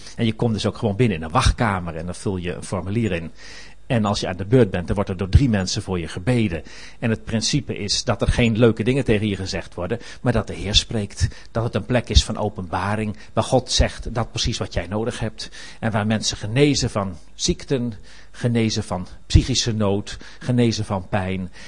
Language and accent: Dutch; Netherlands